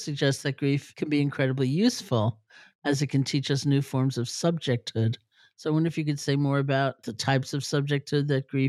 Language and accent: English; New York City, New York, United States; Well, I grew up in New York City, so a tree is kind of an exotic thing.